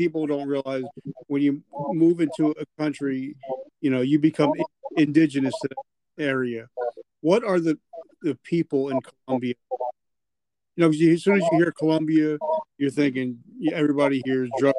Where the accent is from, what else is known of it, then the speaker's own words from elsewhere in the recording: New Jersey, United States; moved away; I'm originally from New Jersey and I moved down